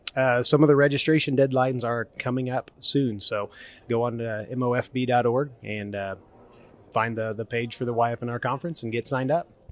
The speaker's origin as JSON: {"language": "English", "town": "Maysville", "region": "Missouri", "country": "United States", "said": "I'm from the Maysville, Missouri area, DeKalb County, up in northwest Missouri."}